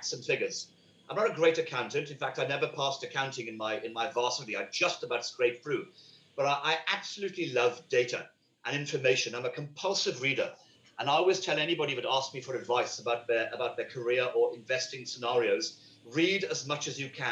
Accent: United Kingdom; moved away as an adult; My family in the UK, as you can tell by my accent, I'm not from this country, although I've been in this country since May 1996

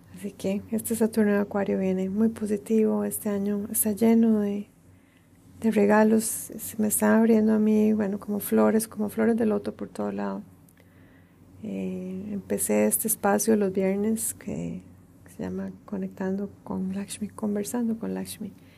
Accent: Costa Rica; moved away as an adult; el exilio de mi país de origen, Costa Rica

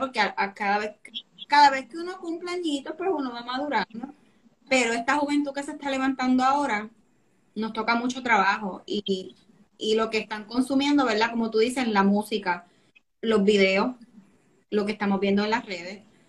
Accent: Puerto Rico; somos boricuas

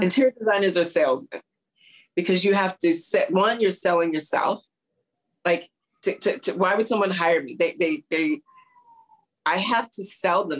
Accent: St. Louis, Missouri, United States; also born or lived in Houston, Texas; now in New York City, United States; we my dad was transferred to St. Louis

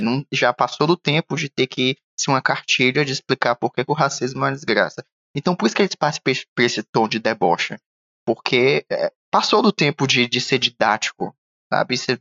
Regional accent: Northeast Region, Brazil; eu, como nordestino

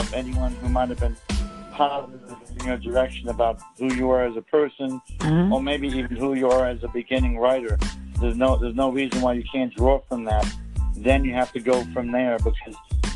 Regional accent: Hoboken, New Jersey, United States; I grew up in New Jersey, in Hoboken, New Jersey

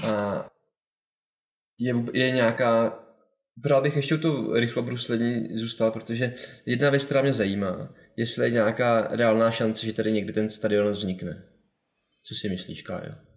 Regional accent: Kolín, Central Bohemian Region, Czechia; já jsem z Kolína

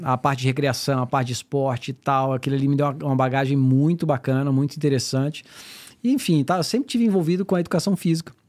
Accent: Brasília, Federal District, Brazil; moved away as an adult; now in United States; Eu sou de Brasília, natural de Brasília, tenho 45 anos

